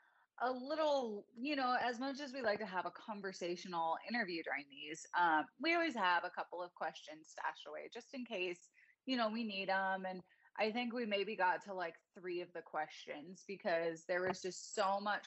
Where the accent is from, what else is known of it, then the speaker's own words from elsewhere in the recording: Chicago, Illinois, United States; I'm from Chicago and he is from Southern California.